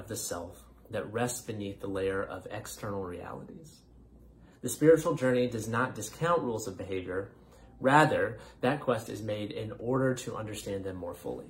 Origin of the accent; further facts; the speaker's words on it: North Carolina, United States; moved away; from my home state of North Carolina